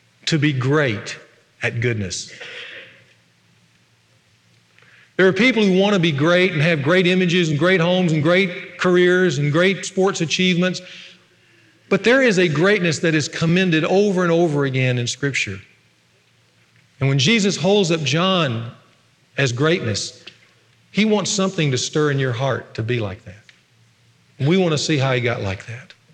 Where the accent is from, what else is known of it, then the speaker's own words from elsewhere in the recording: Ruston, Louisiana, United States; when I was a little boy on Sunday afternoons in my hometown of Ruston